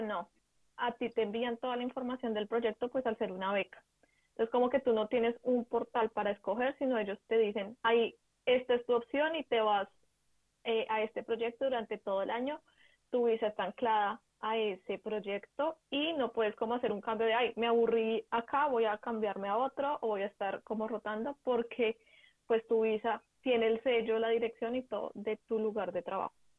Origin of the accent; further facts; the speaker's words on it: Bogotá, Colombia; moved away as an adult; also born or lived in Ubaté; now in Germany; soy colombiana, vivo en Bogotá, pero toda mi familia es de Ubaté, entonces estaba entre Ubaté y Bogotá